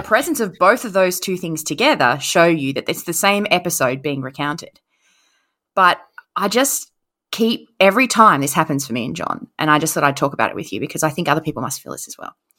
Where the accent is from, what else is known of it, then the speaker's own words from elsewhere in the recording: Queensland, Australia; I was raised in Queensland